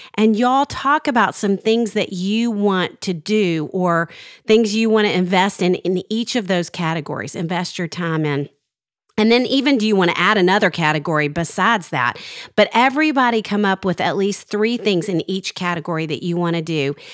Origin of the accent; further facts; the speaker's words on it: Arkansas, United States; growing up in Arkansas